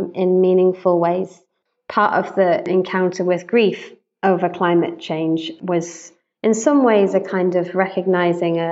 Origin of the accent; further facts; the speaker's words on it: United Kingdom; also born or lived in United States; I'm British, white British. I've lived most of my life in the UK, although I also lived in the States for a couple of years